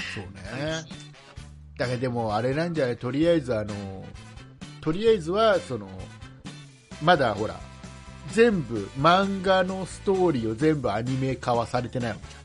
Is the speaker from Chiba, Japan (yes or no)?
yes; Kisarazu, Chiba, Japan; 千葉県の木更津市僕の地元